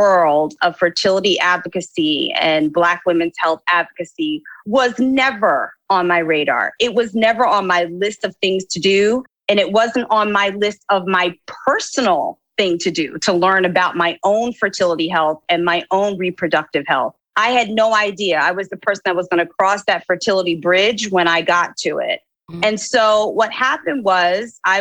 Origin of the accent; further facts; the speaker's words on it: Philadelphia, Pennsylvania, United States; moved away as an adult; also born or lived in New York; I am originally from Philadelphia, Pennsylvania, born and raised